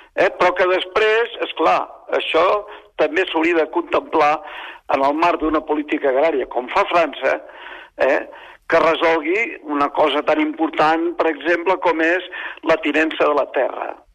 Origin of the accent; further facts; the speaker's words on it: Catalonia, Spain; som catalans